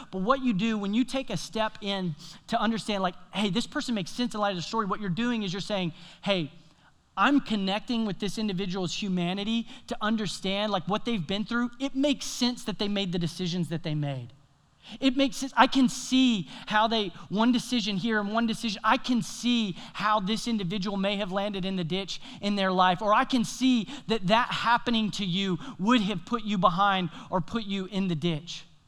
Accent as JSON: {"language": "English", "region": "Tennessee", "country": "United States", "tie": "born or raised there", "moved": "yes", "lives_now": "South Carolina, United States", "said": "my home state, Tennessee."}